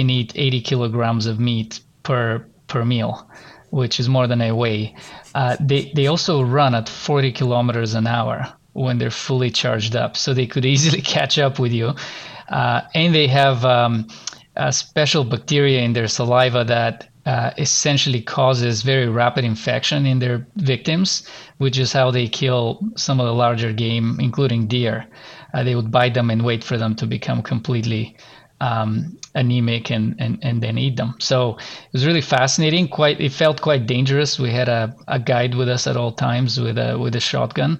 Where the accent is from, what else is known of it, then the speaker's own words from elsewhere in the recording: Bulgaria; moved away as an adult; now in Canada; I'm gonna go back to my home country and visit my family